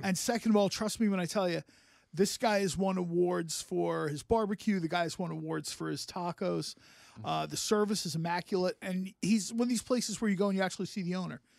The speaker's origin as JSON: {"language": "English", "town": "Mount Laurel", "region": "New Jersey", "country": "United States", "tie": "born or raised there", "said": "Mount Laurel, my hometown."}